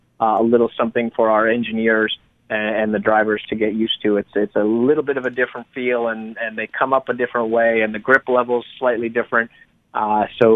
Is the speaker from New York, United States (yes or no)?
yes; Long Island, New York, United States; my home state